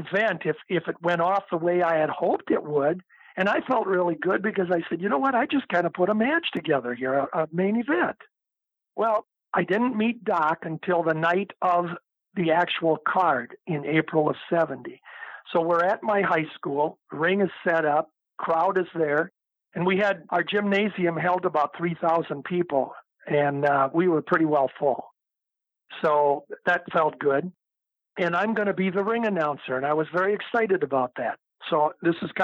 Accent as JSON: {"language": "English", "town": "Cottage Grove", "region": "Minnesota", "country": "United States", "tie": "born or raised there", "said": "I was growing up in Cottage Grove, Minnesota"}